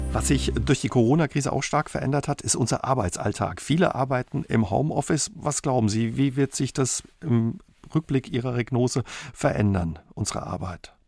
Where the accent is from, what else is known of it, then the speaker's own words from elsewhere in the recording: Saarland, Germany; bei uns im Saarland